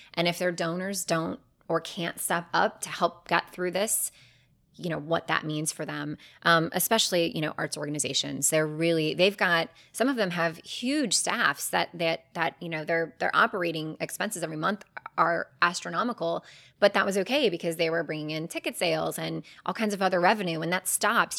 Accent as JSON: {"language": "English", "town": "Cleveland", "region": "Ohio", "country": "United States", "tie": "born or raised there", "moved": "as an adult", "lives_now": "Charlotte, United States", "said": "my hometown of Cleveland"}